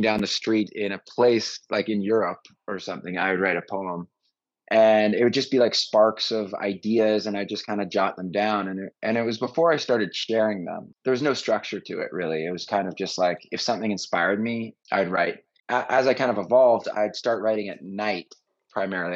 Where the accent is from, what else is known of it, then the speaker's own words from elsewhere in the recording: Vancouver, British Columbia, Canada; also born or lived in Montreal / Los Angeles / Venice; now in Austin, United States; Canadian, Vancouver